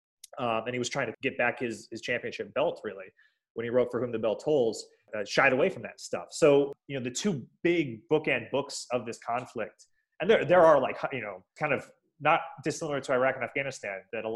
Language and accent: English; Spain; English is a second language; and dear to my heart as a Spaniard, I could totally understand why they'd be frustrated by that.